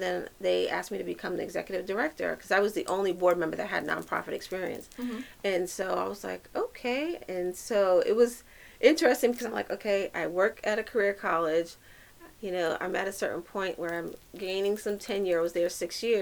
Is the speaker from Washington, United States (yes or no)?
no; New York City, New York, United States; And I'm a New Yorker, and I've been in every urban community in New York City out of all five boroughs